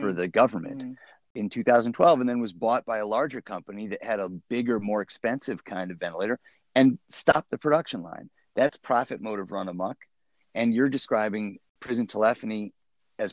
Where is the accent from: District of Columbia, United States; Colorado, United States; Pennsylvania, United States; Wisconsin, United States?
Wisconsin, United States; I grew up in Wisconsin